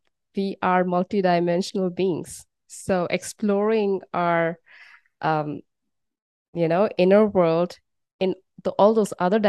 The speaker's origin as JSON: {"language": "English", "region": "West Bengal", "country": "India", "tie": "born or raised there", "moved": "as an adult", "lives_now": "Netherlands", "said": "born and brought up in India and in the east of India in Bengal, and now living in the Netherlands"}